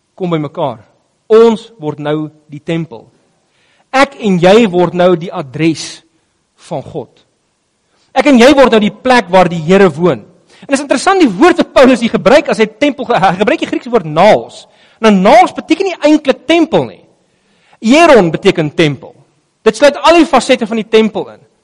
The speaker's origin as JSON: {"language": "Afrikaans", "country": "South Africa"}